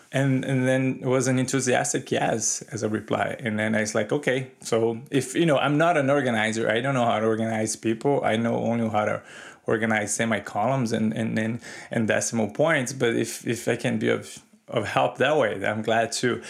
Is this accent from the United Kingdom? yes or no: no; Brazil; moved away; I grew up in Brazil in the nineteen eighties.